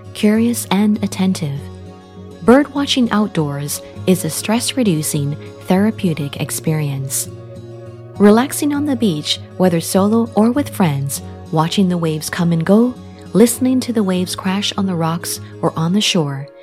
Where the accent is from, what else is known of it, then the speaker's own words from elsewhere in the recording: Jamaica; now in United States; I traveled back to my home country, Jamaica, a tropical island in the Caribbean. This is where I was born and grew up